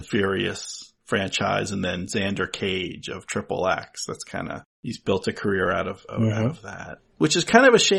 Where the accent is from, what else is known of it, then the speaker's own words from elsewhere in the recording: New Jersey, United States; now in New England, United States; I'm from New Jersey.